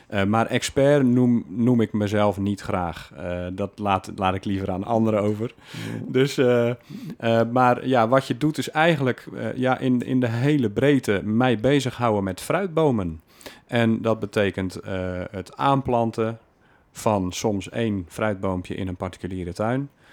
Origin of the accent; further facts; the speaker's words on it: Alblasserwaard, South Holland, Netherlands; now in Breda, Netherlands; Opgegroeid in de Alblasserwaard